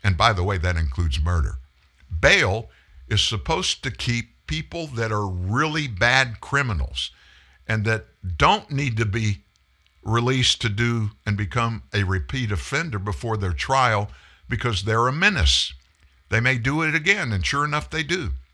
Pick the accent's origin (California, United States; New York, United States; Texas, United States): Texas, United States; Pasadena; accent: Southerner; also born or lived in Houston; we lived in Houston at the time. I was born in Pasadena, which is a, uh, suburb of Houston